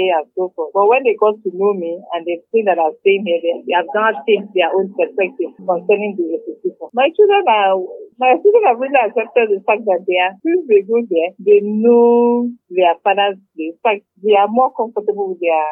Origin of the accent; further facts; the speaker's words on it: Calabar, Cross River, Nigeria; I'm from Obutong and Kwajima State. I'm Efik while my husband is Igbo.